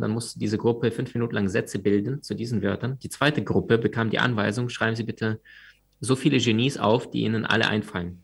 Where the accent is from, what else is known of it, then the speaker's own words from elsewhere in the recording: Crimea, Ukraine; moved away; Wir sind damals in der, auf der Halbinsel Krim aufgewachsen. Das war damals Ukraine.